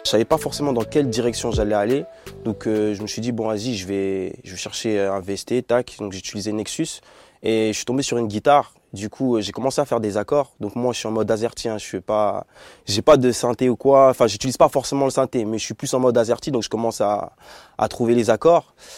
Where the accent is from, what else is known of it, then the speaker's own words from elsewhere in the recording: Bordeaux, Nouvelle-Aquitaine, France; nous deux on est de, Bordeaux